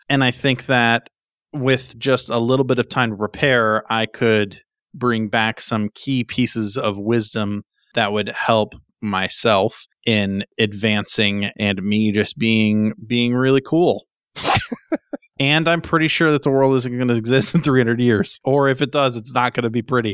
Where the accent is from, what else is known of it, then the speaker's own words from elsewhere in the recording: New Hampshire, United States; I'm from New Hampshire